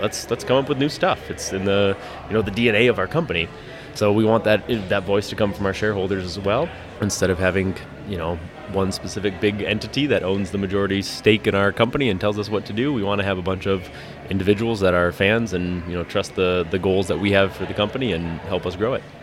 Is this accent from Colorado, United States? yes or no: yes; Lakewood, Colorado, United States; now in Milwaukee, United States; I grew up in Lakewood, so uh, a suburb of Denver, almost into the mountains